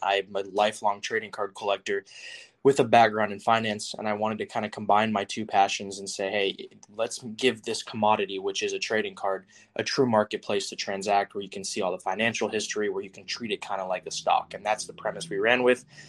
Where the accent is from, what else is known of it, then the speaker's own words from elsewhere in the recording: Houston, Texas, United States; I'd go to um, Astros games all the times because I'm from Houston